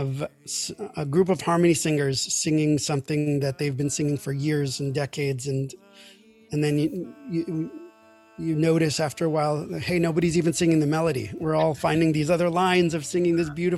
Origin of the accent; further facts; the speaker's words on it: New York City, New York, United States; now in Maryland, United States; I grew up in New York City in a modern Orthodox household